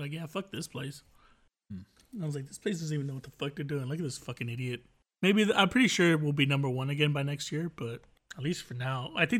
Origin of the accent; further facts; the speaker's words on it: United States; I'm American.